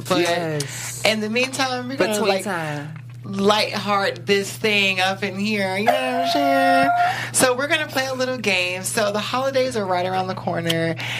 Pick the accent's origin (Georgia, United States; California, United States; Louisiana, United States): Georgia, United States; Atlanta; I'm from Atlanta, so I gotta get it.